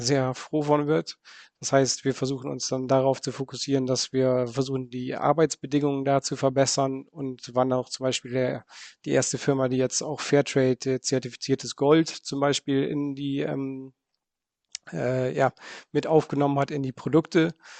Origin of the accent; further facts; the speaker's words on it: Bremen, Germany; moved away as an adult; now in Netherlands; Ich Komme ursprünglich aus, äh, aus Bremen, bin aber jetzt schon 20 Jahre lang in, äh, in den Niederlanden